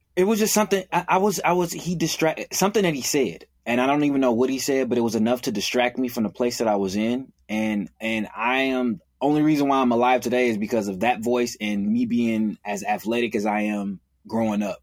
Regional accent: Oakland, California, United States; am born and raised in Oakland, California.

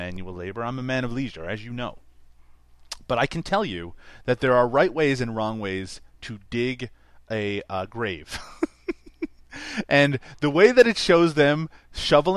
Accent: Newfoundland and Labrador, Canada; now in Ontario, Canada; Back where I grew up in Newfoundland, we didn't get major

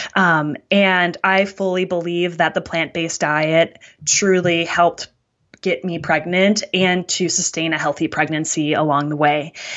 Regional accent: Wisconsin, United States; I'm from Wisconsin, which is called the dairy state in the United States

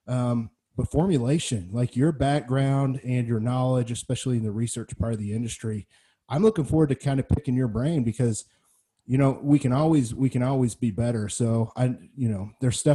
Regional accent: Missouri, United States; my hometown at the Missouri State

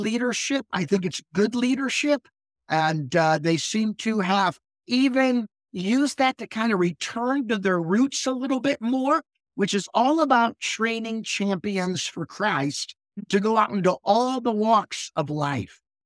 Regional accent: Akron, Ohio, United States; moved away as an adult; also born or lived in Lynchburg, Virginia / Indiana / Pennsylvania; now in northern Michigan, United States; I was born and raised in Akron, Ohio, so that's where I lived most of my childhood

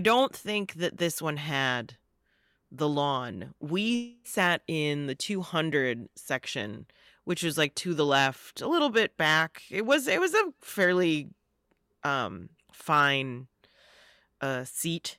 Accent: Joliet, Illinois, United States; moved away; I grew up, I'm from Joliet

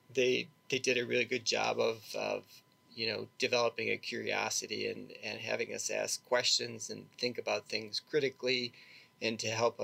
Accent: Milwaukee, Wisconsin, United States; I grew up in suburb of Milwaukee, Wisconsin

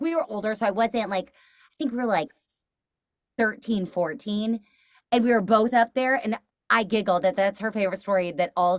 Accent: Texas, United States; moved away; I'm from Texas originally

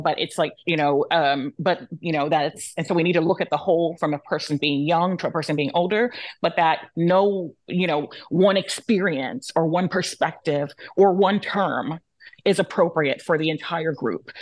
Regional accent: United States; My um, heritage is Yoruba and Cabo Verdeano. My, I was born here in the United States

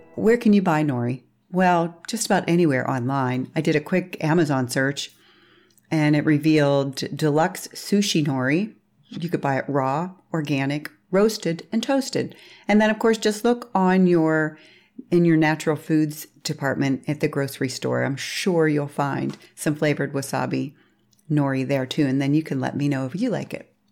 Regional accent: Pittsburgh, Pennsylvania, United States; I was raised in Pittsburgh, Pennsylvania during the sixties and seventies

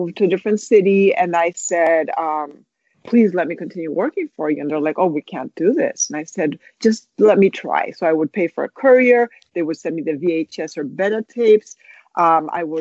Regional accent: Spain; moved away as an adult; now in United States; I was born in Spain, but my mother's from the United States, so I'm bilingual, bicultural, multicultural. I was mainly raised in Spain

